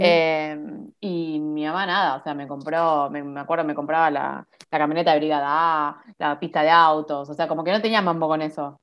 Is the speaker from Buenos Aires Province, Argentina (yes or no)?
yes; Monte Grande, Buenos Aires Province, Argentina; Yo soy de Monte Grande, de zona